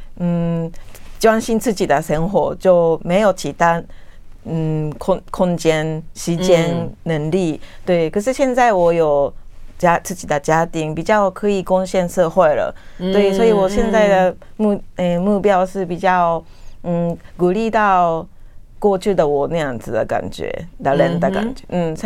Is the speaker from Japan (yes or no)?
yes; Japan; Chinese is a second language; now in Taiwan; 很多人说，因为可能是我是日本人，嗯，台湾人特别对我们比较体贴嘛